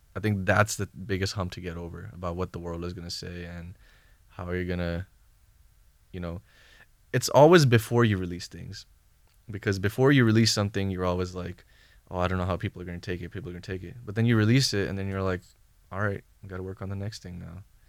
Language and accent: English; Bay Area, California, United States; also born or lived in Thailand; now in Los Angeles, United States; I'm from the Bay Area